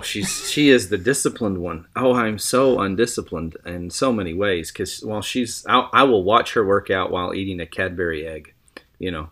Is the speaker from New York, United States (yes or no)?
no; Lubbock, Texas, United States; I was born in Lubbock, Texas